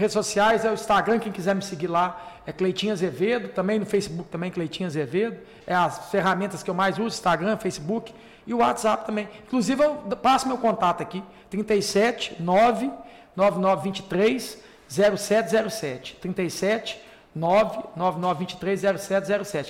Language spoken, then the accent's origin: Portuguese; Divinópolis, Minas Gerais, Brazil; na minha cidade de Vinópolis